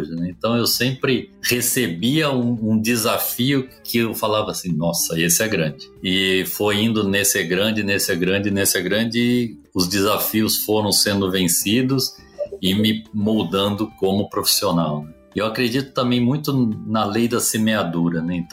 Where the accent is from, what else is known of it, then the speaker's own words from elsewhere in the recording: Presidente Prudente, São Paulo, Brazil; born there; Eu que nasci em Presidente Prudente, calor de 40 graus, estando exposto a menos 25, foi um negócio realmente diferente para mim.